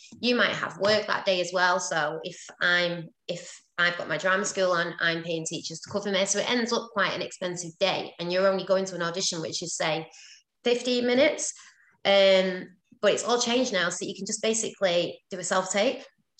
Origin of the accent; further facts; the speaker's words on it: London, United Kingdom; accent: London; I didn't actually book it, so maybe my London accent isn't any good.